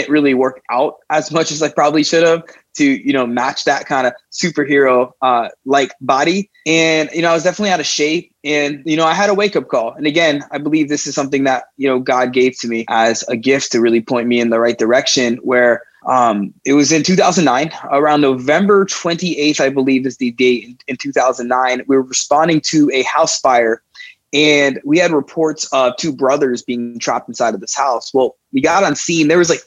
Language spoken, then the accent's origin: English; South Miami, Florida, United States; I grew up in South Miami